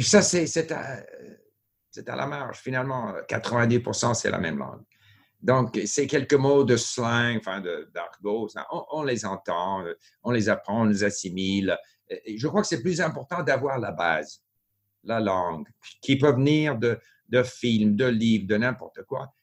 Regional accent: Montreal, Quebec, Canada; French is a second language; also born or lived in Japan / France; now in Vancouver, Canada; j'ai grandi à Montréal

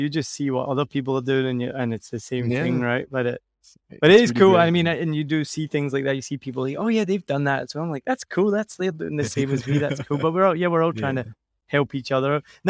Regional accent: Scotland, United Kingdom; I'm Scottish as far back as probably the Vikings. I grew up, you know, knowing that I'm 100% Scottish and I'm nothing else.

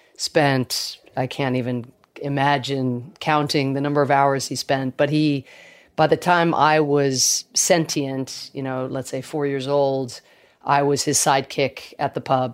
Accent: Georgia, United States; born or raised there; accent: Irish; also born or lived in Ireland

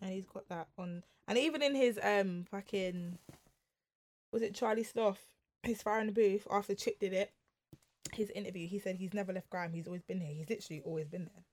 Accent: London, United Kingdom; we grew up in London

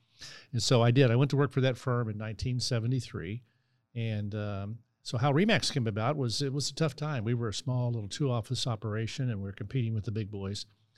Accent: Gladstone, Missouri, United States; also born or lived in St. Joseph, Missouri; Yeah, I was born in St. Joe, Missouri. And when I was 10, my dad moved to Kansas City to take a job. And so took the family down here and ended up in Gladstone, Missouri. And basically called that home all through high school.

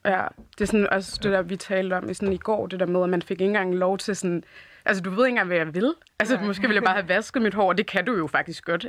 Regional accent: Denmark; jeg er jo født og opvokset her i Danmark

